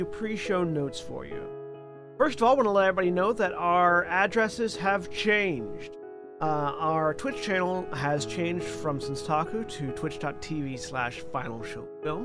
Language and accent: English; the South, United States; I'm from the South